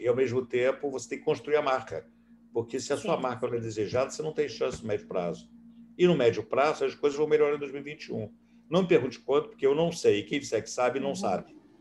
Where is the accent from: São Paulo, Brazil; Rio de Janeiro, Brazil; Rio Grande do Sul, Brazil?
Rio de Janeiro, Brazil; also born or lived in Boston, United States; Eu sou um carioca que nasci em Ipanema, moro em Ipanema